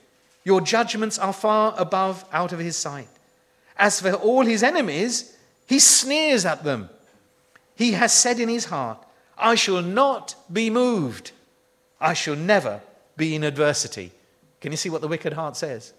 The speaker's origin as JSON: {"language": "English", "country": "United Kingdom", "said": "we're frightfully British"}